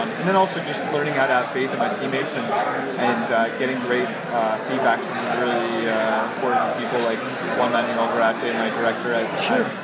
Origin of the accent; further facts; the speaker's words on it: Canada; as a Canadian.